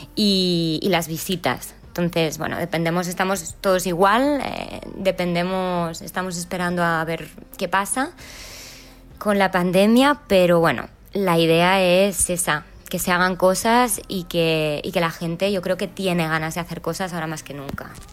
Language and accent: Spanish; Lloret de Mar, Catalonia, Spain; yo soy de Lloret de Mar